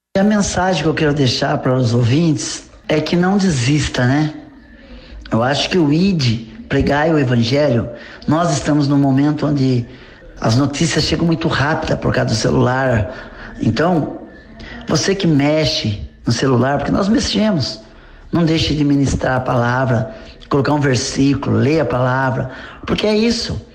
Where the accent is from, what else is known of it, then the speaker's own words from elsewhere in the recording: Itaporanga, São Paulo, Brazil; onde eu nasci, Itapuranga, na divisa aqui com o Paraná